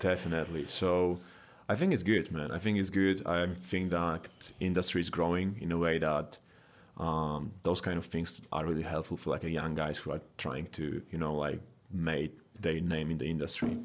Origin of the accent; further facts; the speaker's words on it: Poland; now in United States; I'm originally from Poland